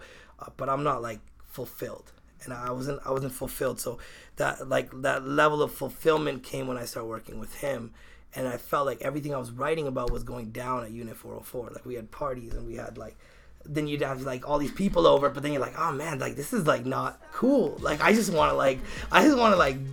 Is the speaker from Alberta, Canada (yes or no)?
no; Victoria, British Columbia, Canada; I'm from Victoria